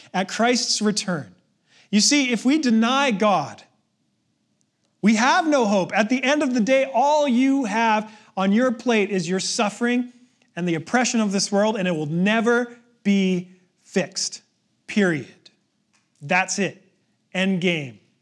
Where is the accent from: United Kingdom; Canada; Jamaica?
Canada